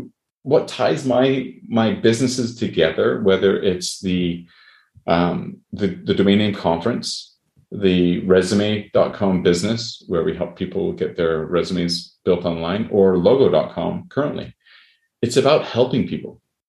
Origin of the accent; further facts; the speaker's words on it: Canada; also born or lived in United States; I say that even though I'm Canadian, but I've lived in the U.S. and a lot of my friends are in the U.S.